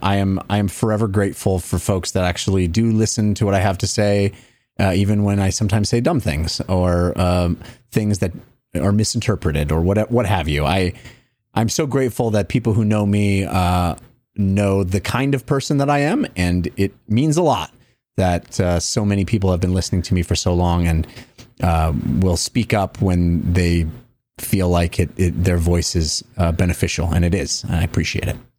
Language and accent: English; the Delta in the Bay Area, California, United States; moved away; I grew up on the Delta in the Bay Area, and we grew up boating